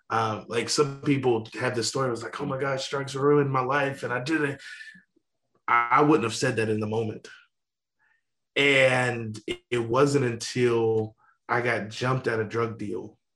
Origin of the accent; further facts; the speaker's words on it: Louisiana, United States; Uh, yeah, so I grew up in Louisiana.